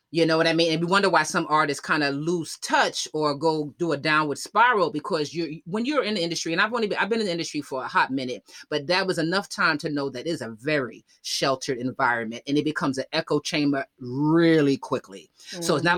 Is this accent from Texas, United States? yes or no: no; Yonkers, New York, United States; also born or lived in Bronx; I was raised up in Yonkers, right? And so when people's like, I consider myself a New Yorker, right?